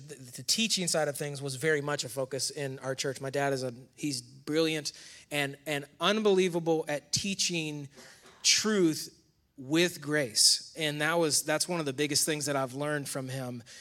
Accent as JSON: {"language": "English", "area": "near Rochester", "region": "New York", "country": "United States", "tie": "born or raised there", "moved": "as an adult", "lives_now": "North Carolina, United States", "said": "I grew up in, also in New York. Um, Camden Dagwood, New York is the town where I was born near Rochester"}